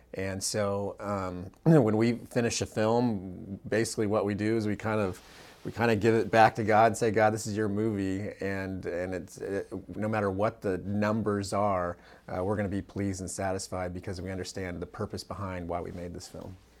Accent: Central California, United States; now in Orange County, United States; where I was born and raised in Central California

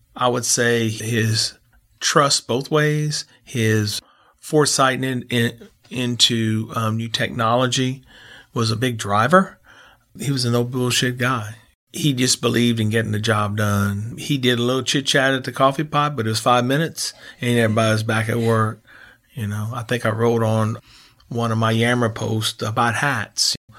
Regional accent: New Iberia, Louisiana, United States; We had a split-level home that that, uh, we grew up in in Iberia

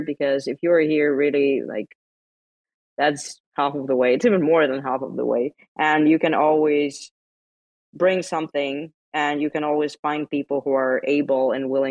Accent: Lithuania; I'm from Baltic states. I'm from Lithuania

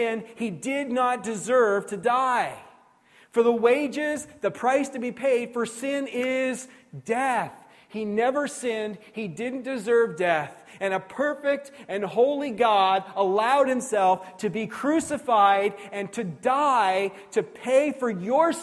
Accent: New Brunswick, Canada; And I grew up here in New Brunswick

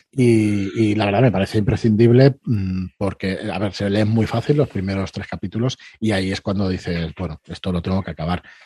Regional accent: Barcelona, Catalonia, Spain; nosotros somos de Barcelona, estamos aquí al lado

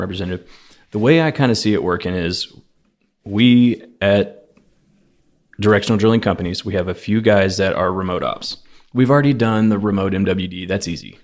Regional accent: Houston, Texas, United States; I grew up off of Fairbanks by the horse track

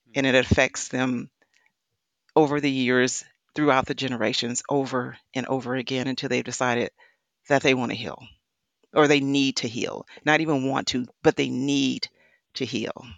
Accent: Wisconsin, United States; I come from, I was born in the Midwest. I was born in Wisconsin, um, Dairy State

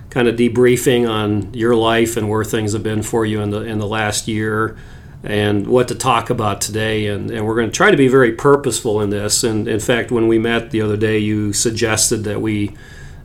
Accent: Papua, Indonesia; the same part where I grew up in Papua

